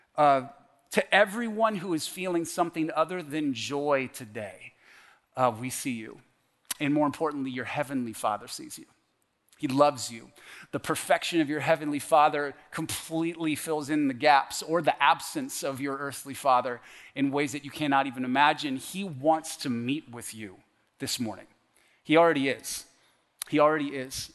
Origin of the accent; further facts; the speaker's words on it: The Woodlands, Texas, United States; moved away as an adult; also born or lived in Canada / California / Washington State / Oregon; I was raised in the woodlands, Woodlands High School.